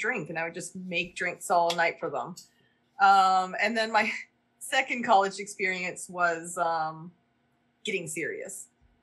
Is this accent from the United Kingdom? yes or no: no; Brockville, Ontario, Canada; born or raised there